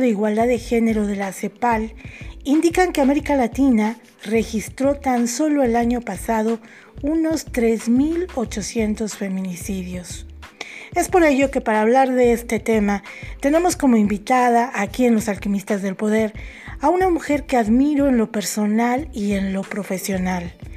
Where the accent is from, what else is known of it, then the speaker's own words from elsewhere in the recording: Mexico; Tú viviste en México, sabes perfectamente cómo se maneja la sociedad en mi país